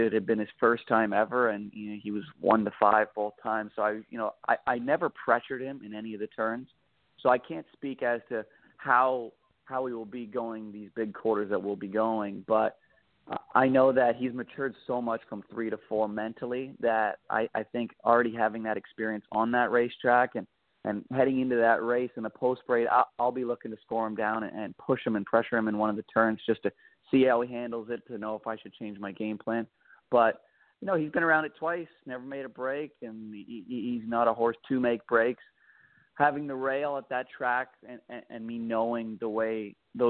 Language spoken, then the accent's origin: English; Canada; moved away; I'm from Canada, and I drove a bit for them. I drove a bit for them back home